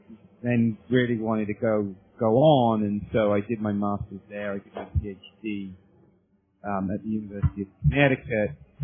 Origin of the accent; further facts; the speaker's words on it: United Kingdom; moved away as an adult; now in United States; I'm not a native of the United States. I'm from the United Kingdom originally, and I came over to the U.S. In the late 1980s as a graduate student.